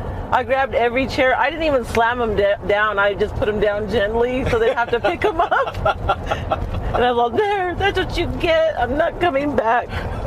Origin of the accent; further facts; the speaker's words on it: Farmington, United States; I was born and raised here.